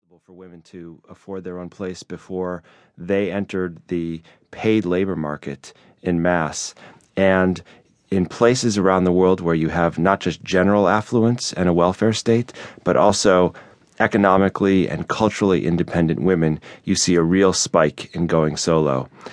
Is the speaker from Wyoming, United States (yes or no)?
no; Chicago, Illinois, United States; Chicago, which is my hometown